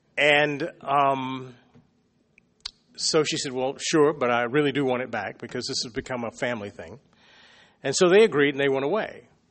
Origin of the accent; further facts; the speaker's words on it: Raleigh, North Carolina, United States; there was my hometown